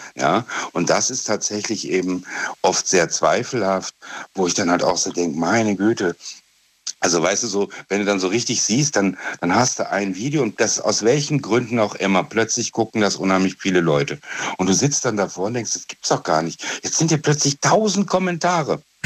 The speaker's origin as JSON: {"language": "German", "area": "Trier area", "region": "Rhineland-Palatinate", "country": "Germany", "said": "Ich bin aus der Gegend von Trier."}